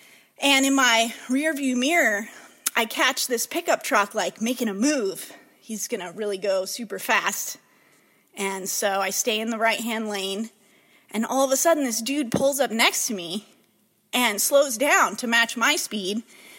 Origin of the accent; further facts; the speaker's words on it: Savannah, Georgia, United States; I'm from Savannah, Chatham County.